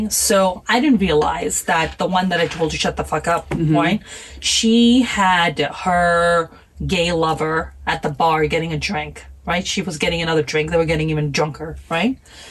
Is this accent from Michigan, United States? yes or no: no; New York, United States; English is a second language; also born or lived in Pakistan; I'm from Pakistan and I grew up in New York. I have four old brother.